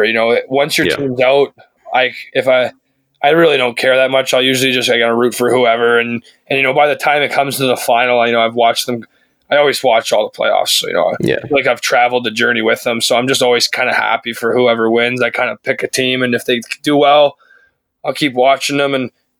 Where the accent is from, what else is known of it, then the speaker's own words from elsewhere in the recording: Canada; Like, I don't think it's because we're Canadian.